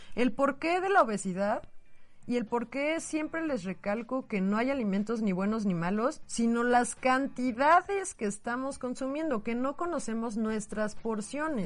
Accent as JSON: {"language": "Spanish", "country": "Mexico", "said": "somos muchísimos mexicanos"}